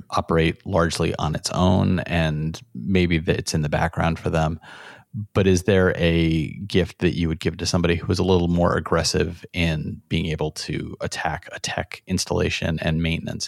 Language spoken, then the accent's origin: English; Rochester, New York, United States; we grew up in Rochester